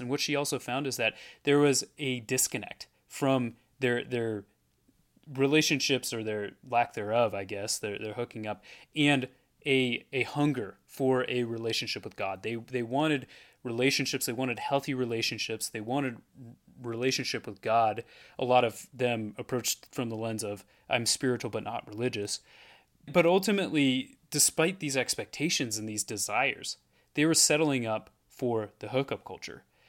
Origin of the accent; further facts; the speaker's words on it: Portland, Oregon, United States; moved away as an adult; also born or lived in Erie, Pennsylvania; I'm, I'm from Oregon